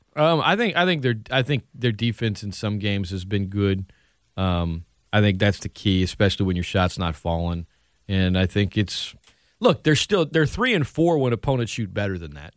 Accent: Lafayette, Louisiana, United States; born or raised there; also born or lived in Opelousas, Louisiana / New Orleans, Louisiana

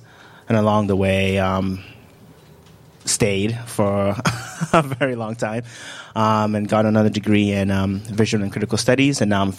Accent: Accra, Greater Accra, Ghana; born there; So I was born in Ghana. I was born in Accra.

